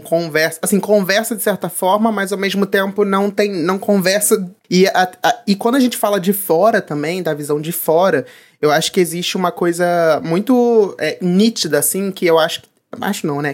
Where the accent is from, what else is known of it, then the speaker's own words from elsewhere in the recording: Brazil; nós como brasileiros